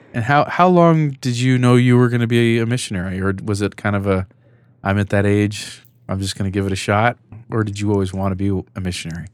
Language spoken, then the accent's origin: English; California, United States; now in Salt Lake City, United States; I'm not originally from the west side of Salt Lake City, I'm from California